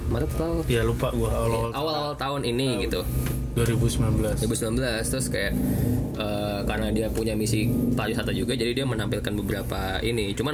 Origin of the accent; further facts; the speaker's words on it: Semarang, Central Java, Indonesia; born there; now in Bekasi, Indonesia; Bekasi tapi kelahiran Semarang